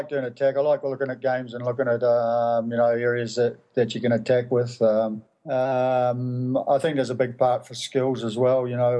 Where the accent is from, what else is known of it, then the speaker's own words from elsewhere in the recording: New Zealand; I mean, you know, I used to watch them all. Used to admire, you know, I was from a little club